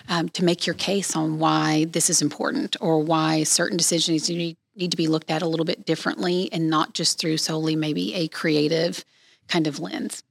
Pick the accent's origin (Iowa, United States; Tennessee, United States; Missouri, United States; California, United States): Tennessee, United States; East; I grew up, born and raised in East Tennessee